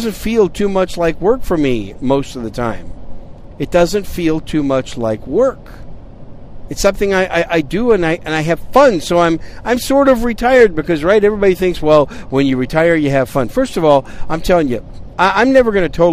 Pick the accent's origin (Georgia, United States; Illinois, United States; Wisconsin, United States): Wisconsin, United States; also born or lived in New York City; now in San Antonio, United States; I was born in New York City. At a very early age, my family moved to Wisconsin, so I'm a cheesehead from Wisconsin